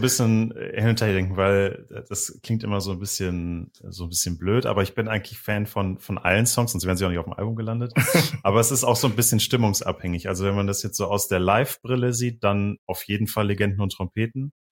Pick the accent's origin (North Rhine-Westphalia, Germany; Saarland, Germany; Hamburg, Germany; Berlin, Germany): North Rhine-Westphalia, Germany; Düsseldorf; now in Bremen, Germany; Ich komme halt ursprünglich aus Düsseldorf